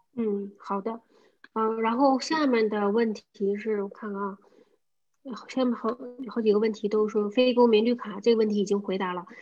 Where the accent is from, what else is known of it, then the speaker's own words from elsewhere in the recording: China; moved away; 我们中国人就是听说比较差，我们写都没有问题